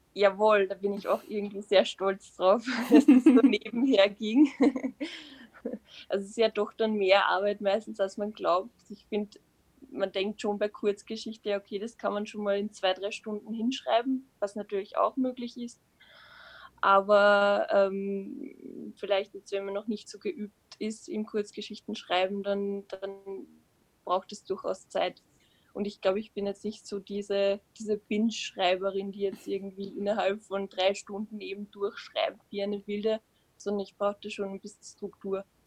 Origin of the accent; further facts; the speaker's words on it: Upper Austria, Austria; moved away as an adult; now in Vienna, Austria; Ich komme aus Österreich, genauer gesagt aus Oberösterreich und lebe jetzt seit zwei Jahren